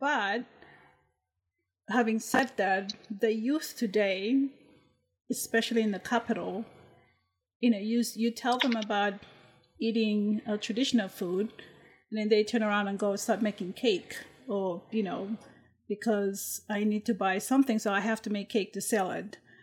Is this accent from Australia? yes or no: no; Vanuatu; I'm from Vanuatu